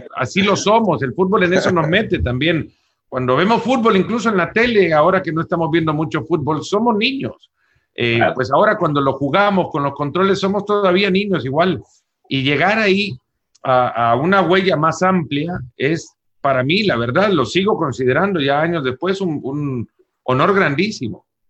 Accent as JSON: {"language": "Spanish", "country": "El Salvador", "also_born_or_lived": "Texas", "moved": "as an adult", "lives_now": "United States", "said": "Yo siendo salvadoreño"}